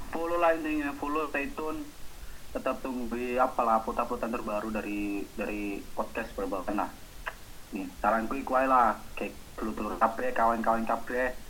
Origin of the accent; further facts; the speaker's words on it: Malang, East Java, Indonesia; apa kulturnya babalan di Medan ya apa di Malang di kotaku